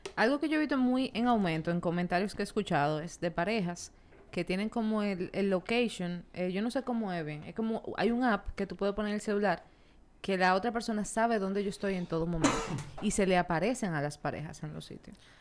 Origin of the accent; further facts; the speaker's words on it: Dominican Republic; en nuestra cultura como dominicana